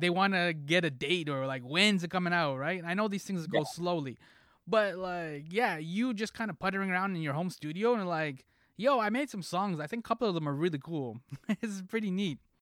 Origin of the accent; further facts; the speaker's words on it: Toronto, Ontario, Canada; I'm from Toronto